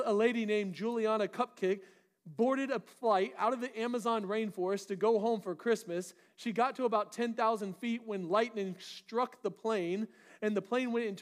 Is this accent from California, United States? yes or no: no; Florida, United States; moved away; I grew up in Florida